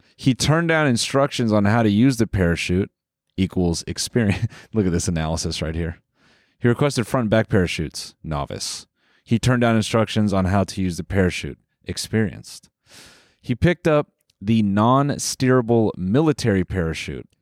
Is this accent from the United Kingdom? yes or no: no; Canada; we're Canadian.